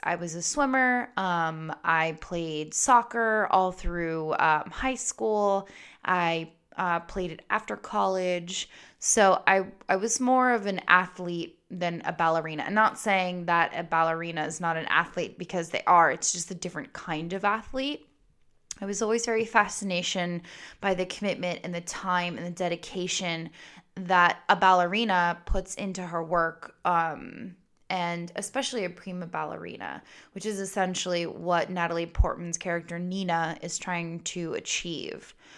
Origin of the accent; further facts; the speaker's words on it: Goldsboro, North Carolina, United States; I was born in Goldsboro, North Carolina